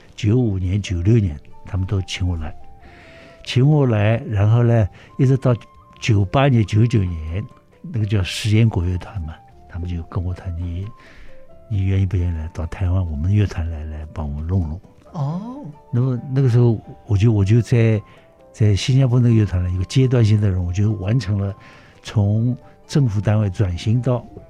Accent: Shanghai, China; moved away as an adult; also born or lived in Singapore; now in Taipei, Taiwan; 所以上海对我来讲确实是 呃，太重要了，是是我生我养我这个，这个，这个学习的、培养我成长的一个，一个，一个地方

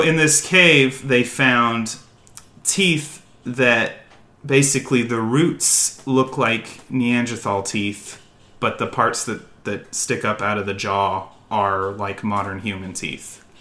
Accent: United States; accent: American; my American accent

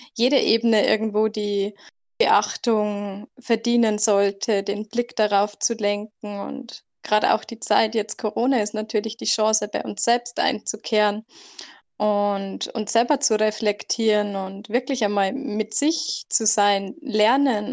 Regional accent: near the border by Salzburg, Bavaria, Germany; ich komme aus Deutschland, ganz grenznah kurz vor Salzburg

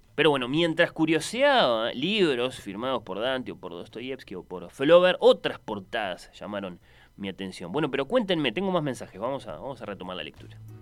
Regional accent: Uruguay

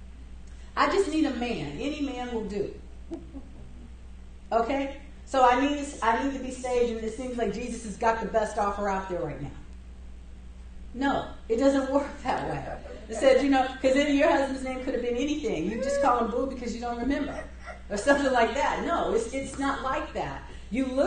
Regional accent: United States; they know we're American

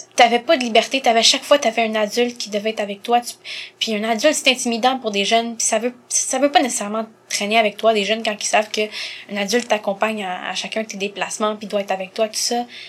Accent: Montreal, Quebec, Canada; Et elle m'a eu ici à Montréal en 96. Donc euh, je suis née ici

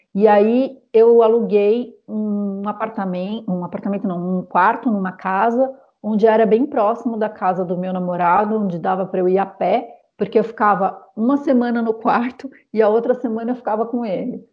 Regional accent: São Paulo, Brazil; moved away as an adult; now in Paris, France; eu sou paulistana

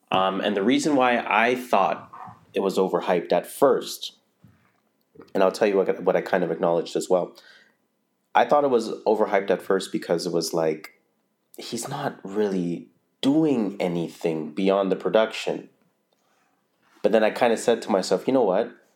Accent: Toronto, Ontario, Canada; I grew up in North

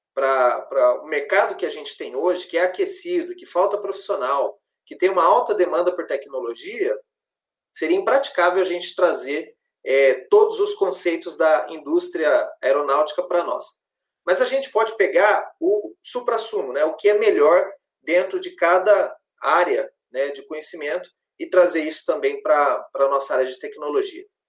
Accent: Londrina, Paraná, Brazil; moved away as an adult; Sou natural de Londrina, sou nascido em Londrina, me formei em Londrina também.

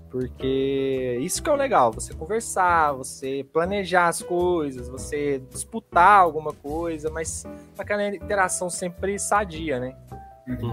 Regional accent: Minas Gerais, Brazil; Bom, cara … eu sou aqui de Minas, interiorzão de Minas

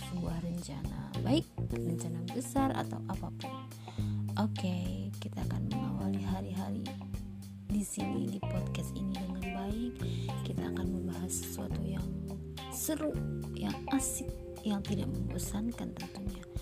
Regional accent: Banyumas, Central Java, Indonesia; tentang kota Banyumas kotanya orang

